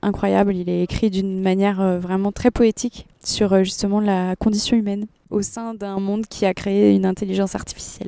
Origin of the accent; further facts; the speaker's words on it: United States; moved away; j'écris en anglais parce que j'ai grandi aux États-Unis